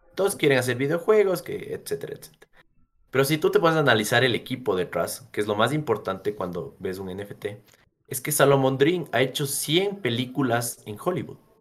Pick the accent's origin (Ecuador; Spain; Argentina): Ecuador; nosotros como ecuatorianos